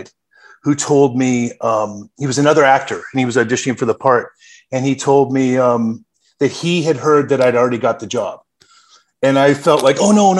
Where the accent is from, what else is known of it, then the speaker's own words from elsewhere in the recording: Canada; accent: Canadian; also born or lived in Spokane, Washington, United States; now in Los Angeles, United States; I grew up in Canada for 10 years before I relocated back to Los Angeles.